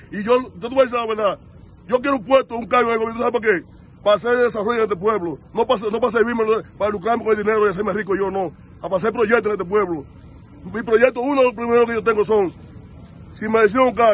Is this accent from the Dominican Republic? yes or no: yes; Santiago Rodríguez, Dominican Republic; Yo soy de la provincia de Don Rodríguez